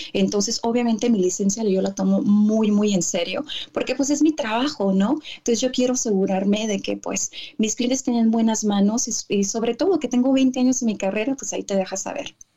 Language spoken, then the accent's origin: Spanish; California, United States; also born or lived in Tijuana, Mexico; yo soy mexicana, nacida aquí en Estados Unidos de papás mexicanos, pero ya nací en California